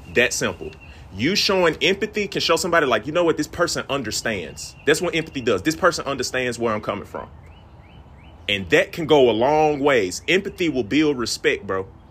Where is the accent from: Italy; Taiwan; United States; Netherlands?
United States; Mississippi; moved away; I'm from Mississippi originally